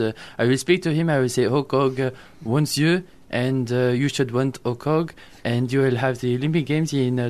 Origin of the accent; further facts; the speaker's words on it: Canada; I realise that I am Canadian